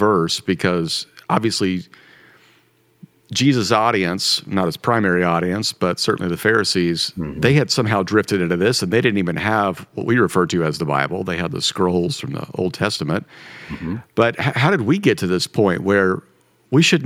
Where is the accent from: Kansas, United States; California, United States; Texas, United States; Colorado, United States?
Kansas, United States; also born or lived in Missouri; I grew up in Kansas, went to school in Missouri